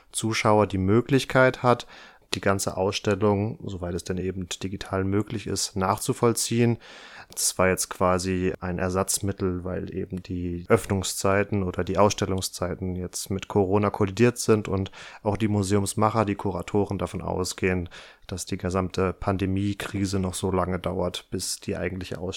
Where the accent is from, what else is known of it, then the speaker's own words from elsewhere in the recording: North Rhine-Westphalia, Germany; das genau. ist der Landesverband Westfalen-Lippe, wie ich aus meiner Heimat ganz gut weiß.